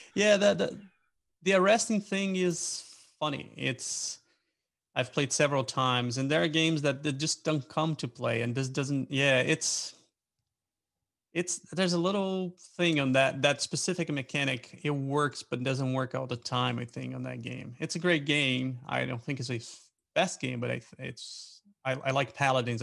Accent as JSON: {"language": "English", "country": "Brazil", "moved": "as an adult", "lives_now": "Pennsylvania, United States", "said": "I live in, in Pennsylvania in US. I'm originally from Brazil, and I used to volunteer with a uh, with an organization, and so that's how I moved to US"}